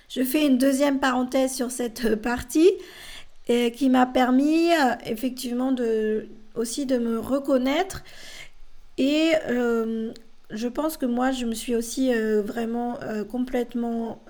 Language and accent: French; France; also born or lived in Bolivia; je suis française mais j'ai été adoptée à l'âge de 13 mois. Je suis née en Bolivie.